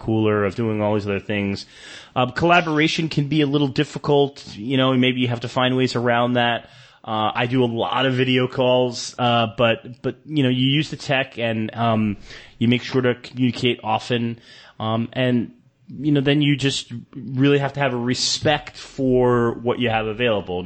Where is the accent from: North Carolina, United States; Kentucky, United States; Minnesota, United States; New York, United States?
New York, United States; New York City; moved away as an adult; also born or lived in Davao, Philippines / San Francisco; now in Manila, Philippines; You know, I'm from New York City. I grew up in New York City, lived there for many years